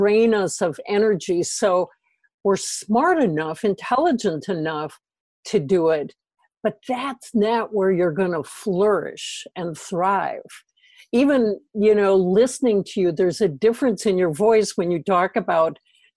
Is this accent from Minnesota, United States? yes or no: yes; Minnesota, United States; in the Midwest, I'm from Minnesota